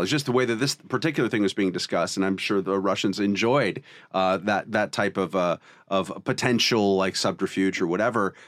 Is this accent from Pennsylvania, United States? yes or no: no; California, United States; I'm Californian to the, in my soul